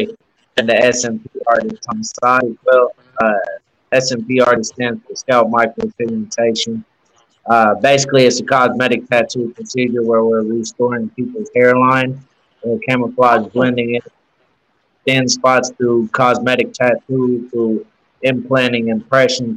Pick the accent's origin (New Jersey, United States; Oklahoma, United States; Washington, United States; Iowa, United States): Oklahoma, United States; Norman; now in Oklahoma City, United States; I was born and raised in Norman. I currently live in Oklahoma City.